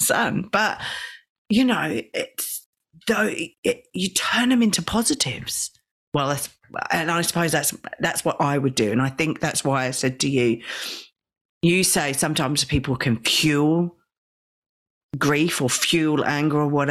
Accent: England, United Kingdom; now in Australia; I've come from the UK

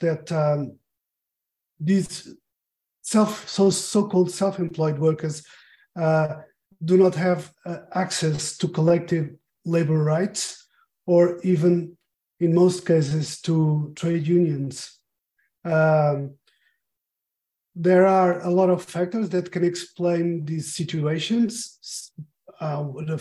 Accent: Portugal; also born or lived in Lisbon, Portugal; I am a Portuguese white male

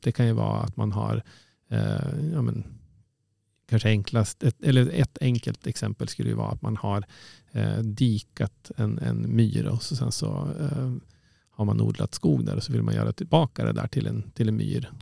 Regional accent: Umeå, Västerbotten County, Sweden; also born or lived in Uppsala; Jag är född och uppvuxen i, i Umeå

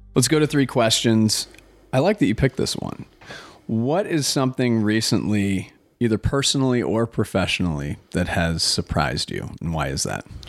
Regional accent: Minnesota, United States; being a native Minnesotan myself

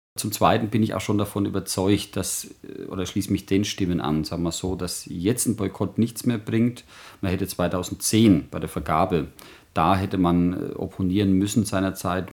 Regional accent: Germany; als, als Deutsche

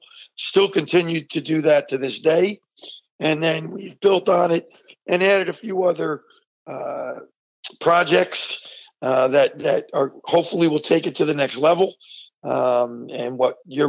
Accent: Verona, New Jersey, United States; also born or lived in East Orange, New Jersey; as a kid growing up in East Orange and then Verona

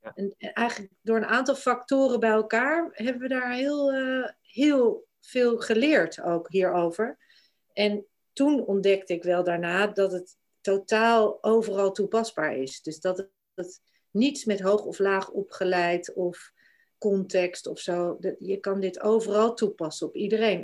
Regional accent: Glimmen, Groningen, Netherlands; moved away as an adult; also born or lived in Denmark / New Zealand / England; Ik ben in Groningen opgegroeid, in Glimmen, een klein plaatsje bij Haren.

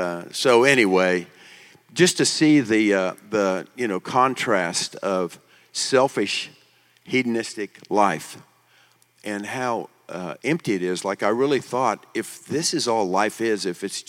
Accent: Tulsa, Oklahoma, United States; I was born in Tulsa

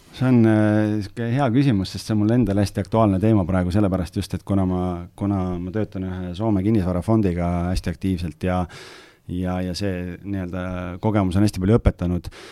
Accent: Lääne-Viru County, Estonia; ma olen ise Lääne-Virumaalt

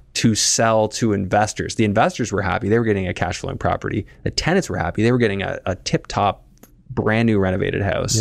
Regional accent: Canada; Being Canadian

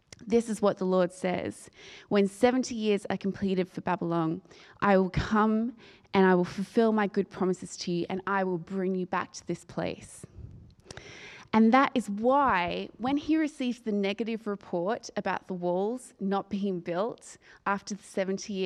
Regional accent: Australia; moved away as an adult; I'm from Australia, and I've been an expat for 10 years this year

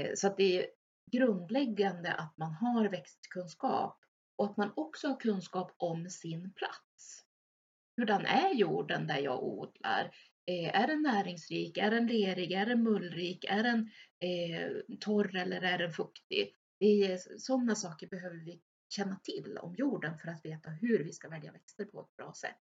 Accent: Örnsköldsvik, Västernorrland County, Sweden; jag är född och uppvuxen i Överhörne strax utanför Övik

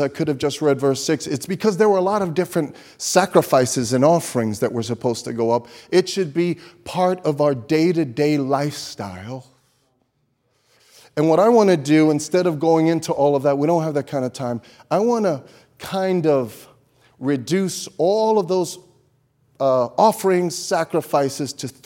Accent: New York City, New York, United States; I grew up in Brooklyn

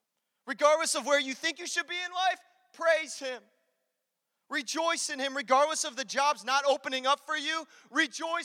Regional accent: Chicago, Illinois, United States; I'm from Chicago

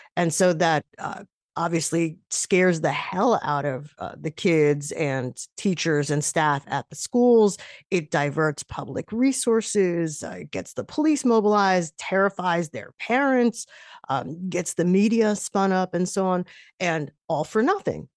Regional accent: New York, United States; as a New Yorker

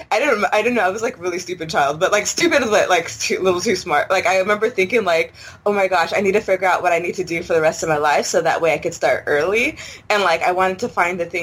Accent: San Jose, California, United States; I'm born and raised San Jose

